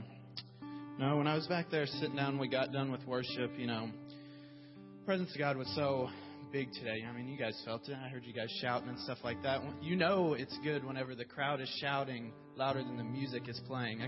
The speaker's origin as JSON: {"language": "English", "town": "Muskogee", "region": "Oklahoma", "country": "United States", "moved": "as an adult", "said": "I'm from Muskogee, Oklahoma."}